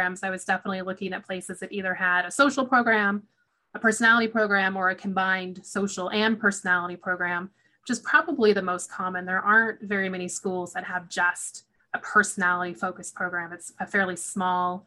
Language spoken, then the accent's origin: English; Oregon, United States; moved away as an adult; also born or lived in Washington / Texas; I grew up in Oregon